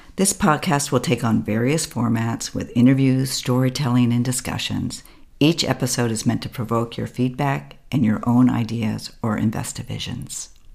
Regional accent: United States; moved away as an adult; now in Berlin, Germany; an American abroad

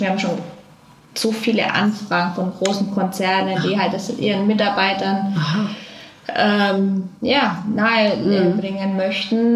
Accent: Franconia, Bavaria, Germany; now in Cologne, Germany; ich komme aus Franken

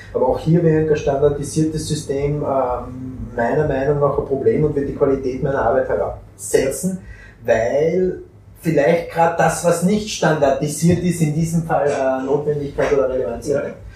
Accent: Austria; bei uns in Österreich

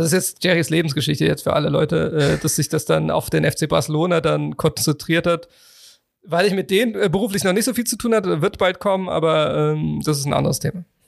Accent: Cologne, North Rhine-Westphalia, Germany

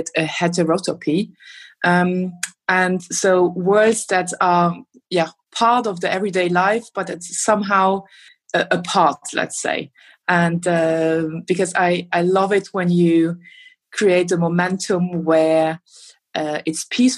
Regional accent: Luxembourg; now in Berlin, Germany; I'm originally from Luxembourg

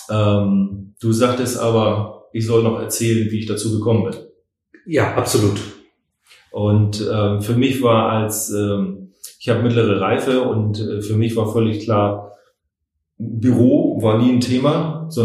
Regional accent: Hamburg, Germany; now in Schwerin, Germany; und bin Hamburger und mich hat es halt nach Schwerin verschlagen.

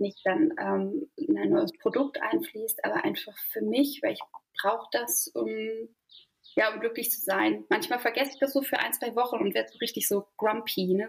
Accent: Berlin, Germany; moved away as an adult; now in Mecklenburg Lake District, Germany; also ich komme eigentlich aus Berlin mhm. und bin dort auch aufgewachsen

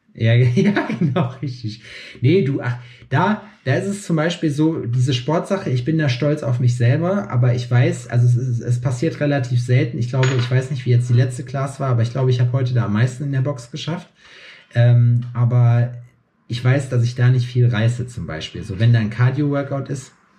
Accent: Germany; now in Jena, Germany; bei mir in meiner Heimat in Scheiksmühle

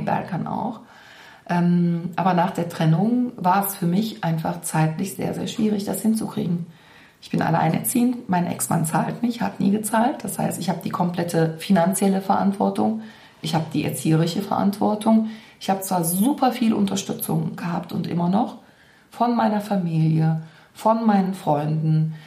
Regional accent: Cologne, North Rhine-Westphalia, Germany; ich bin hier in Zollstock groß geworden

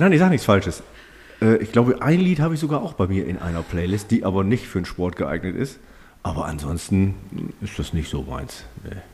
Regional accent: Germany; ich komme aus Bromte

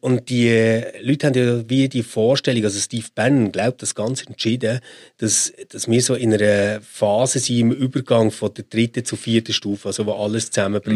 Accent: Switzerland; als Schweizer, als Europäer

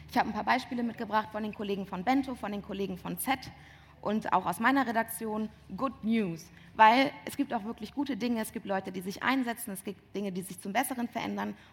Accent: Bonn, North Rhine-Westphalia, Germany; also born or lived in Siegburg; ich komme nicht aus Köln, sondern ich komme aus dem Rheinland. Ähm, ich bin in, Bonn geboren, in Siegburg geboren, in Bonn aufgewachsen

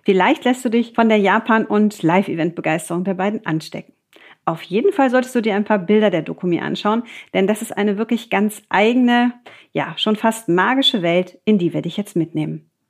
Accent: Düsseldorf, North Rhine-Westphalia, Germany; Man kennt es vielleicht als Düsseldorfer, dass ganz viele bunte, vorwiegend junge Menschen dann auf den Straßen sind

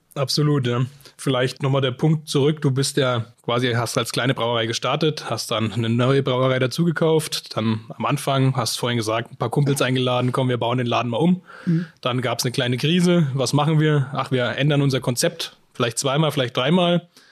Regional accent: Bamberg, Bavaria, Germany; bei uns in Bamberg

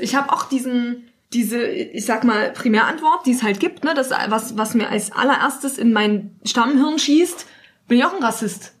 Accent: Germany; in Deutschland, obwohl wir uns vielleicht mehr als Deutsche fühlen

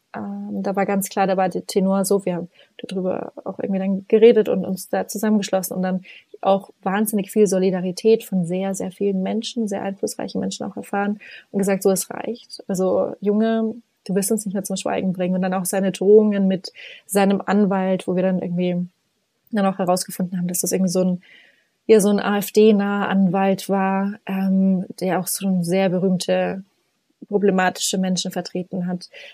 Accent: Upper Franconia, Bavaria, Germany; moved away as an adult; also born or lived in Oxford, England; ich bin hier gerade in diesem herrlichen kleinen 80 Einwohnerdorf, ähm, wo ich aufgewachsen bin

